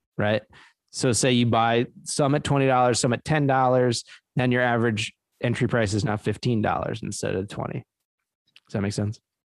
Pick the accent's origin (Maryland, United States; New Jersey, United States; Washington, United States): New Jersey, United States; Trenton; moved away; I was born in Trenton, New Jersey. That's my home city, the capital of New Jersey.